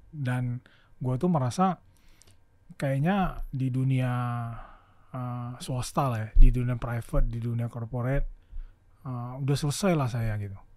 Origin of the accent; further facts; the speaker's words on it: Pontianak, West Kalimantan, Indonesia; moved away as an adult; also born or lived in Yogyakarta / Jakarta; saya dari TK SD SMP SMA di Pontianak